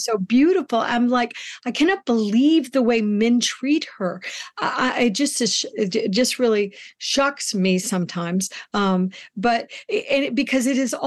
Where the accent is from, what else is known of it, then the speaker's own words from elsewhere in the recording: United States; as a woman that grew up in the United States